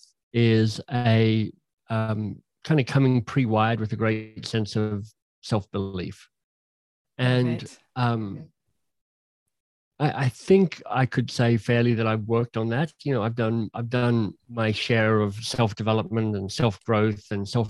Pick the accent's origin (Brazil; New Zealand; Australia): Australia; Canberra, Australian Capital Territory; moved away as an adult; also born or lived in England / Oxford / Boston; now in Toronto, Canada; did undergraduate studies in Canberra, my hometown